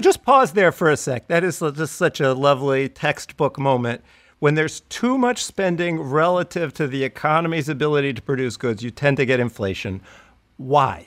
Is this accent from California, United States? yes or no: yes; San Diego, California, United States; you know where I grew up. San Diego. We've talked about this, San Diego, the suburbs of San Diego.